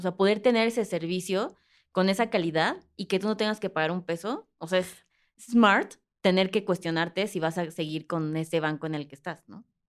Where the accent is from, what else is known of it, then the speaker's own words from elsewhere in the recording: Mexico; como mexicanos